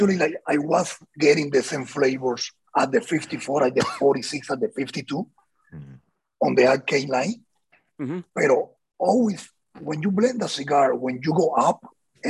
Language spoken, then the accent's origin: English; Havana, Cuba; moved away; I came from Havana, Cuba